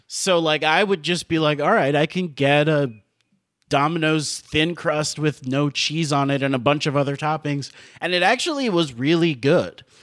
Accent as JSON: {"language": "English", "town": "Miami", "region": "Florida", "country": "United States", "tie": "born or raised there", "also_born_or_lived": "Gainesville, Florida / New York", "moved": "as an adult", "lives_now": "Los Angeles, United States", "said": "there's just something so, like, suburban about where I grew up in Miami"}